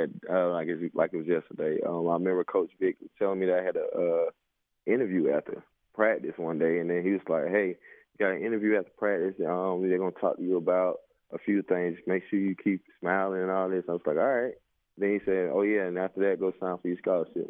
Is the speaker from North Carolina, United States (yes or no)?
yes; Laurinburg, North Carolina, United States; I'm actually teaching down back in my hometown and helping out with the football team at the high school.